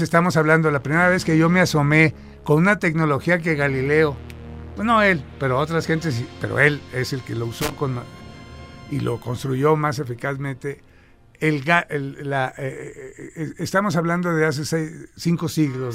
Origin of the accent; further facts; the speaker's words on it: Sinaloa, Mexico; moved away; nací en Sinaloa